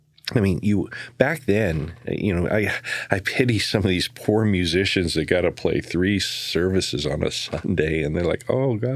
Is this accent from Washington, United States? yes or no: no; The Dalles, Oregon, United States; Up in the Dalles.